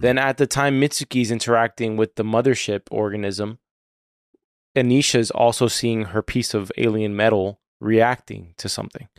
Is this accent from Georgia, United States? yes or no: no; Florida, United States; having been born and raised in Florida.